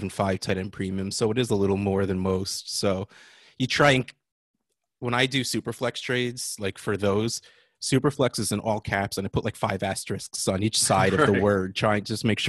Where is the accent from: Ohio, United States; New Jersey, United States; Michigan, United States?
New Jersey, United States; I'm from New Jersey.